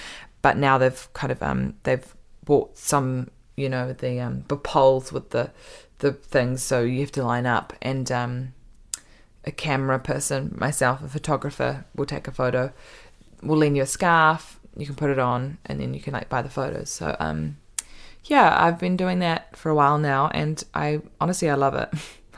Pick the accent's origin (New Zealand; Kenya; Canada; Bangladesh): New Zealand; born there; I haven't known anything but LAM since I was born, right? I was born in New Zealand, okay? Like, New Zealand is LAM.